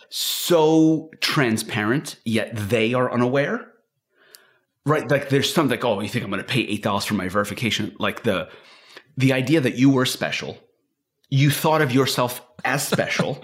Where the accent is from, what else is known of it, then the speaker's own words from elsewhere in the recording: Israel; moved away; I'm from Israel. And I, I still have some of that culture with me.